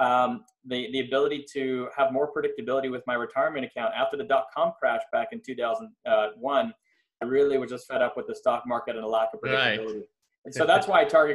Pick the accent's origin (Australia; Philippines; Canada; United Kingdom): Canada; Montreal, Quebec; moved away as an adult; also born or lived in Philadelphia, United States; now in Los Angeles, United States; I'm from Montreal, Canada, originally. I moved to the US in 98